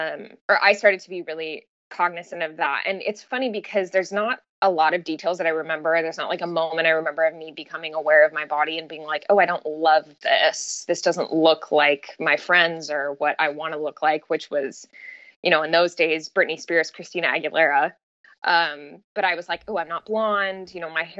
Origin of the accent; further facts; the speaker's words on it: Southern California, United States; now in San Luis Obispo, United States; I grew up in Southern California.